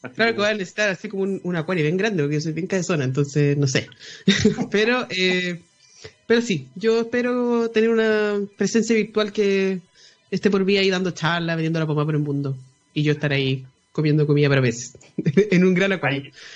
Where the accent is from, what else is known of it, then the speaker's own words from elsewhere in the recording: Chile; como chilenos